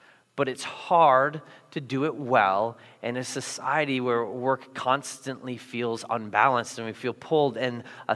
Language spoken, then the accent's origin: English; Iowa, United States; moved away as an adult; also born or lived in Minnesota; I grew up in Iowa, where we know ice is slippery